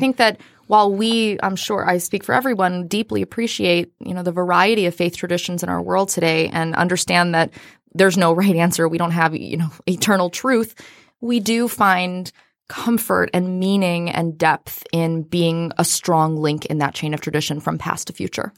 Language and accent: English; Austin, Texas, United States; now in Metro Detroit, United States; I hail from Austin, Texas